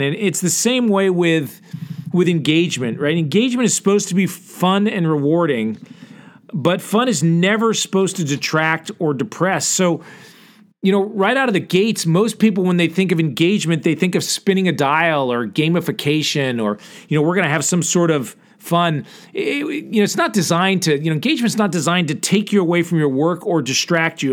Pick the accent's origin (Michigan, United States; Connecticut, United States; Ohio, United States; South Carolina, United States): Connecticut, United States; moved away as an adult; now in Texas, United States; I grew up in Connecticut